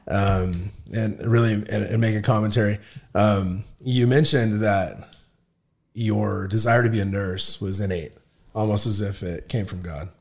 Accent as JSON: {"language": "English", "town": "Palo Verde", "region": "Arizona", "country": "United States", "tie": "born or raised there", "said": "I grew up in Palo Verde"}